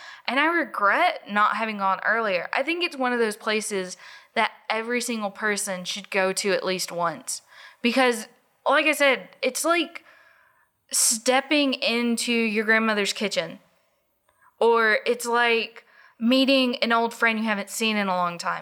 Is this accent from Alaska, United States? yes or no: no; Drummonds, Tennessee, United States; I grew up in Drummond. It's 15 minutes away from anywhere